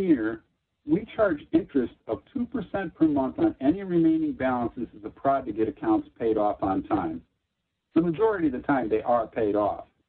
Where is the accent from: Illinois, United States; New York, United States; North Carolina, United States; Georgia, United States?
Illinois, United States; Chicago; as a young man growing up in Chicago